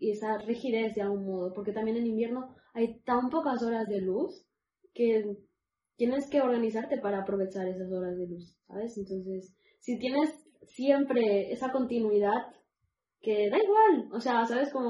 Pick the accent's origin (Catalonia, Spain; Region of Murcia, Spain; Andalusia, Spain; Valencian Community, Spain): Catalonia, Spain; Barcelona; donde yo crecí en Barcelona, una callecita con hojas